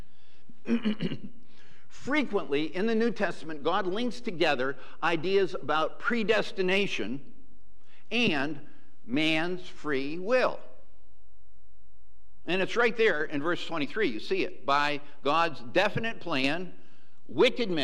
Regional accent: Western Massachusetts, United States; the church in which I was raised in Western Massachusetts

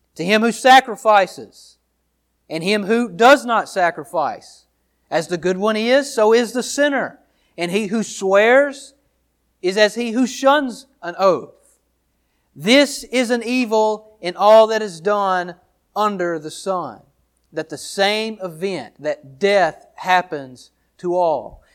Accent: Downsville, Louisiana, United States; also born or lived in Monroe, Louisiana; I was born in Monroe, Louisi-, Louisiana, raised in Downsville, Louisiana

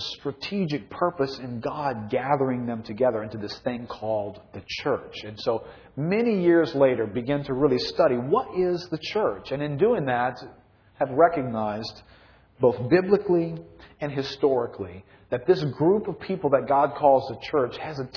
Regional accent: New Orleans, Louisiana, United States; I grew up in New Orleans, was raised here, lived my whole life here

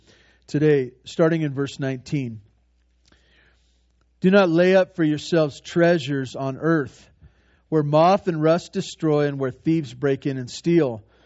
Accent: Santa Barbara, California, United States; When I was growing up, I had one sister and mom and dad, and we grew up in over in Santa Barbara.

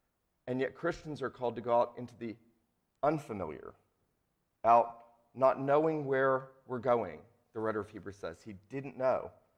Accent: St. Simons Island, Georgia, United States; also born or lived in Asheville; I grew up on St. Simon's Island, Georgia, lived in Asheville, North Carolina.

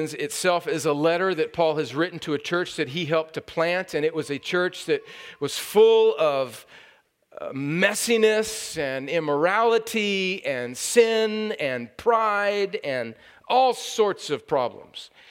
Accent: California, United States; moved away; I've been in my home country of California. It is still part of the United States

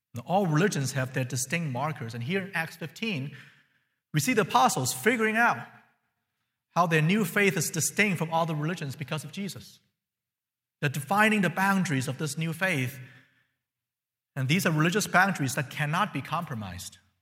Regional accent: China; now in United States; I'm from China.

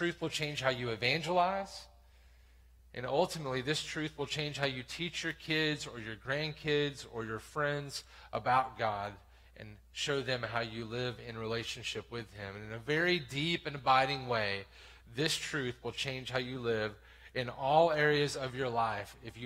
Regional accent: the South, United States; I grew up in church in the South in this very town

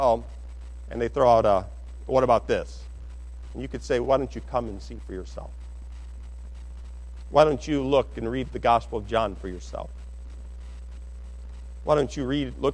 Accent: Upper Peninsula, Michigan, United States; I was born in the Upper Peninsula.

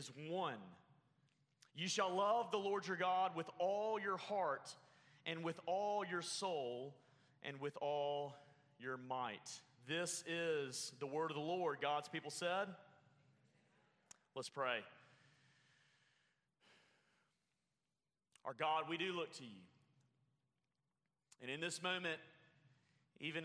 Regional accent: Alabama, United States; now in Oklahoma, United States; Growing up in Alabama, if you can't tell by this amazing accent, growing up in Alabama

